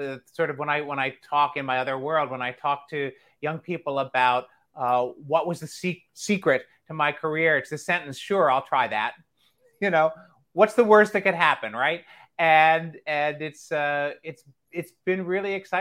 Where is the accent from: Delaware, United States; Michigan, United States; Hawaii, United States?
Delaware, United States; I grew up in Delaware, and there was a lot of community and regional theater around there